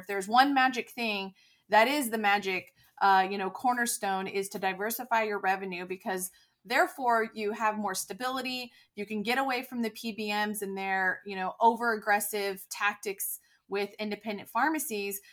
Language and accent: English; California, United States; moved away as an adult; also born or lived in North Texas; now in Dallas area, United States; I'm originally from California